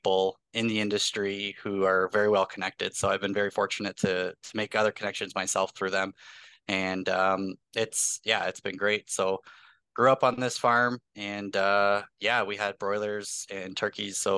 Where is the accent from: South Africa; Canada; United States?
Canada; Hagersville, Ontario; I grew up just outside of Hagersville, Ontario